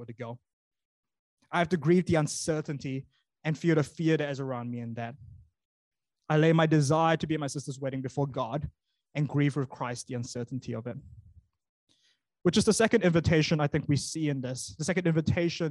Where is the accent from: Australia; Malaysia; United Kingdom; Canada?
Malaysia; now in New Zealand; when I grew up in Malaysia